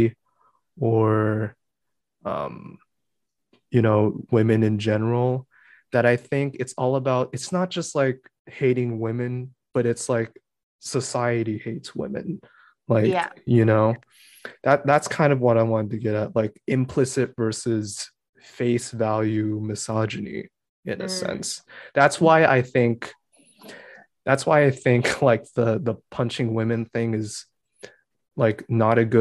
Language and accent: English; New Hampshire, United States; I grew up in New Hampshire and I was just the Asian kid.